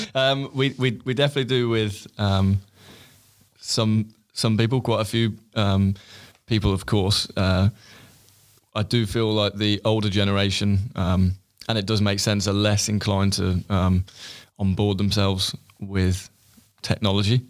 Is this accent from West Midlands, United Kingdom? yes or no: yes; Stratford-upon-Avon, West Midlands, United Kingdom; moved away as an adult; now in London, United Kingdom; my hometown in Stratford, Stratford upon Avon.